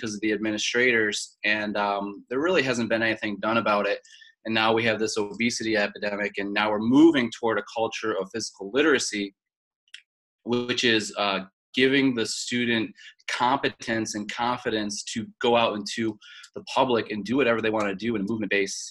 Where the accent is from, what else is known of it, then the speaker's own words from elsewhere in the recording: Tonawanda, New York, United States; moved away as an adult; also born or lived in Wilmington, North Carolina; I'm from Tonawanda, New York, which is north of Buffalo, in between Niagara Falls and Buffalo. Grew up right next to the Niagara River, actually.